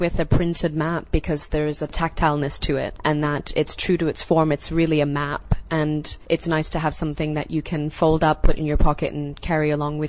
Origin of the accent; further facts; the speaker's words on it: Hong Kong; I'm born and raised in Hong Kong